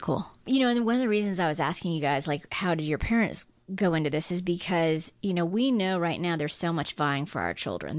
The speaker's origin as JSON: {"language": "English", "country": "Guam", "tie": "born or raised there", "moved": "yes", "said": "I grew up on Guam, which was and ninety-eight percent Catholic island"}